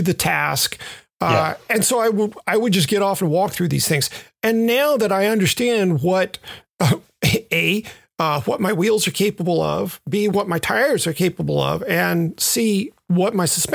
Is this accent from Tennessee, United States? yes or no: yes; Memphis, Tennessee, United States; the trails that I grew up riding in Memphis